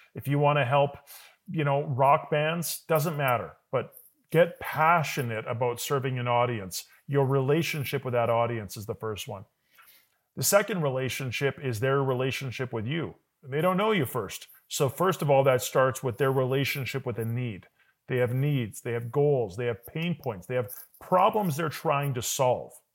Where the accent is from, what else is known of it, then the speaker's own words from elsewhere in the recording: Calgary, Alberta, Canada; moved away; I was born in Calgary. I did move away, and I do go away for work a lot